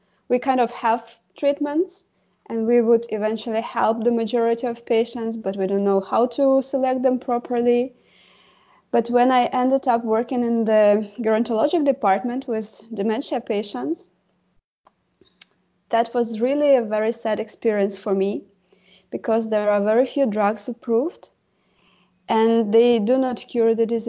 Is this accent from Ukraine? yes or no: yes; Ukraine; moved away as an adult; now in Germany; I come originally from Ukraine, where I got the medical education